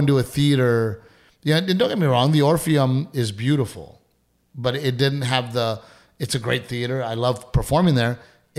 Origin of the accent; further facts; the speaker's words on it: Portland, Texas, United States; also born or lived in Gregory, Texas; growing up in Gregory, Portland, Texas, loving baseball